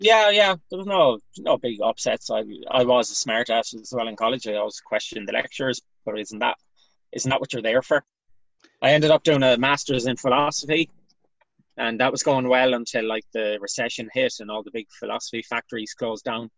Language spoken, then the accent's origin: English; Galway, Connacht, Ireland; I'm from uh, an area known as West Side in Galway. It's kind of a large estate area known for its uh, joyriding back in the days and antisocial behavior. It's a bit better now, thank God. So uh, yeah, so I grew up here